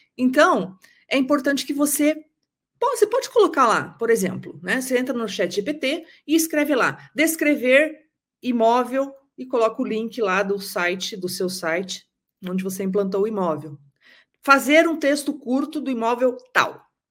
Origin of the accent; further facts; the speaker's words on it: interior of Paraná, Brazil; now in Curitiba, Brazil; eu sou do interior do Paraná